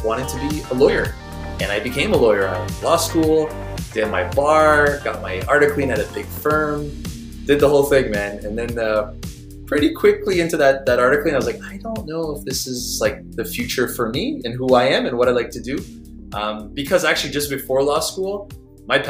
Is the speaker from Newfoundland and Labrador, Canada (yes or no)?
no; Montreal, Quebec, Canada; I'm from Montreal, by the way, up in Canada